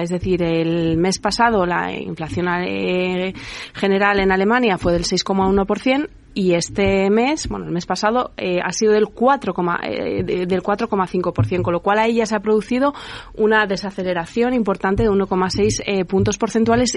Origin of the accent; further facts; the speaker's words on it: Spain; industrializar nuestro país